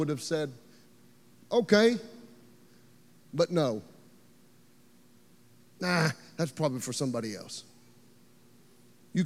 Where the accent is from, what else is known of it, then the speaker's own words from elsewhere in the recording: Beaver Dam, Kentucky, United States; moved away as an adult; now in Nashville, United States; I grew up in Beaver Dam, Kentucky